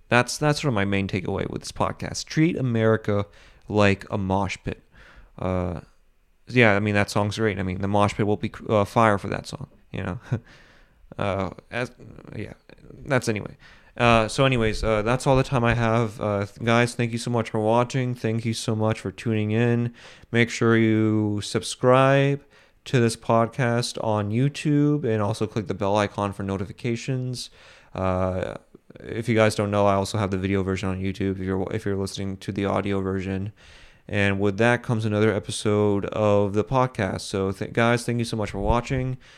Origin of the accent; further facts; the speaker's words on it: Boston, Massachusetts, United States; I'm from Boston, uh, I'm from the same areas as Bill Burr is from